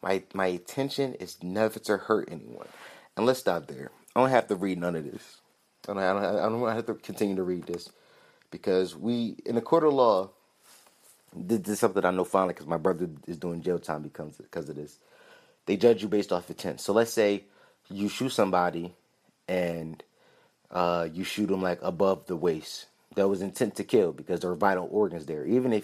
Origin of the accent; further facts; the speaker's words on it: Philadelphia, Pennsylvania, United States; But the kid, like, he's a Philly guy, and I'm from Philly, and I've been in Chinatown in Philadelphia, and I seen ducks hanging in windows.